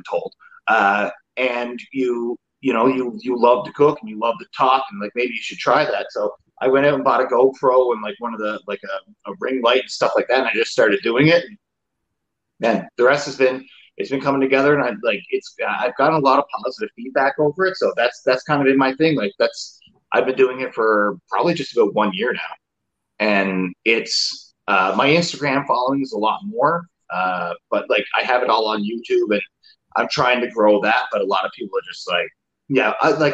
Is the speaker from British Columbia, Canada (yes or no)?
no; Newfoundland and Labrador, Canada; moved away as an adult; So since I moved from home, so I'm from Newfoundland